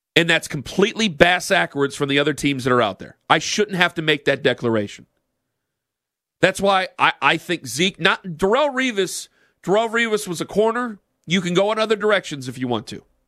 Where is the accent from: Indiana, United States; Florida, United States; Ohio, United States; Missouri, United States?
Ohio, United States; Canton; moved away; I'm from Canton, so it's always funny where I, I grew up seven miles away